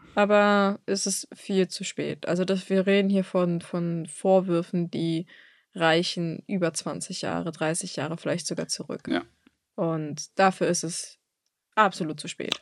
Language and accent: German; Germany; bei uns in Deutschland